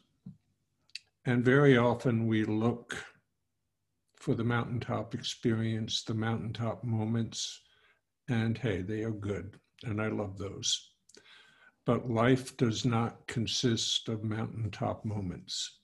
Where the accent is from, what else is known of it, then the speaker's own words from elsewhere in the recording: New York City, New York, United States; moved away as an adult; now in Texas, United States; I was raised in New York City. I went to high school there and got married there.